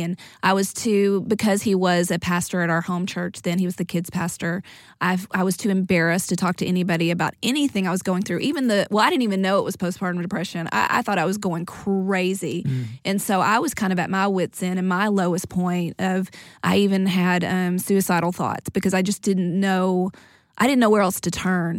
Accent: East Texas, United States; we're from East Texas, small town

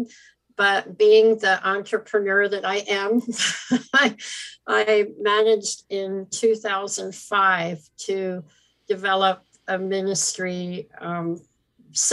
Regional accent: Philadelphia, Pennsylvania, United States; moved away as an adult; also born or lived in China / Hong Kong / Philippines; I'm from Philadelphia

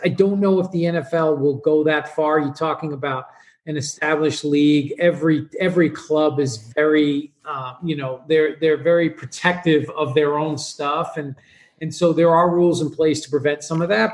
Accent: New York, United States; I grew up in New York

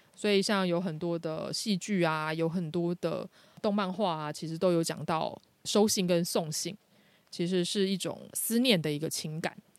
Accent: Taiwan; 这个并不是我们台湾人平常会用的词

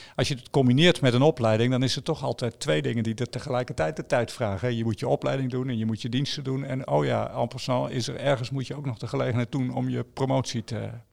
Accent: Netherlands; ik kom van de Netherlands

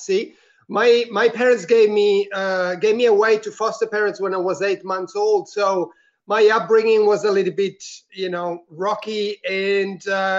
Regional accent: Italy; English is a second language; now in Melbourne, Australia; I'm originally from Italy, but I am currently living in Australia, in Melbourne, actually.

